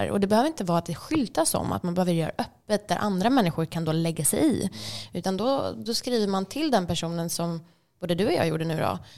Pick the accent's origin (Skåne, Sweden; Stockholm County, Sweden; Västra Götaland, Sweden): Stockholm County, Sweden; Stockholm; Men på grund av att man då säger att oh, jag är från Stockholm